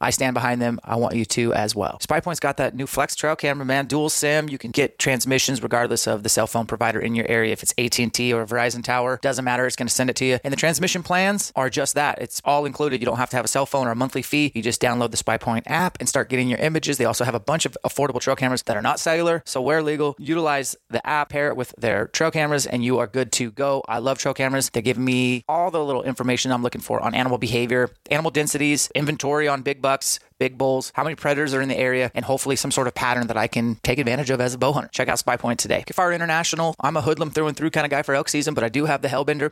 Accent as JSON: {"language": "English", "town": "Spokane", "region": "Washington", "country": "United States", "tie": "born or raised there", "said": "in Spokane, my hometown."}